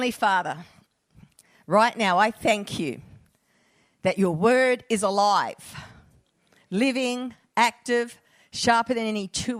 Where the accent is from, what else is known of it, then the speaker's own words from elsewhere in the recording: Perth, Western Australia, Australia; moved away; I'm a Perth girl originally